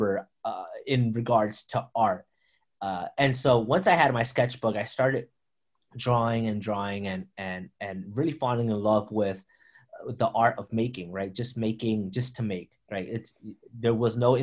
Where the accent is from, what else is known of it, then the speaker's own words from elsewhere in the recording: Philadelphia, Pennsylvania, United States; moved away as an adult; also born or lived in Providence, Rhode Island; now in North Providence, United States; I was born and raised in Philadelphia, North Philadelphia.